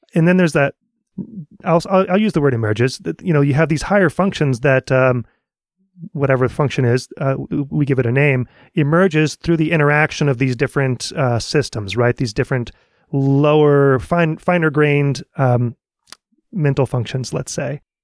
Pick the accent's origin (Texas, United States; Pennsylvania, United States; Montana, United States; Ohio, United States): Texas, United States; Dallas; I'm from the Dallas area.